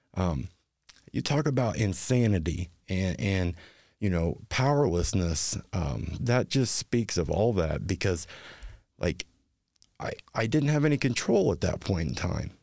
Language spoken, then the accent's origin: English; Hartford City, Indiana, United States; moved away as an adult; now in Anderson, United States; I'm not originally from Anderson. I'm a transplant, um, originally from Hartford City